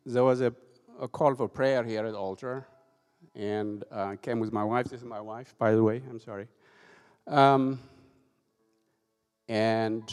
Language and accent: English; Ethiopia; also born or lived in Europe / United States; now in Tifton, United States; I'm originally from Ethiopia. I left my country over 30 years ago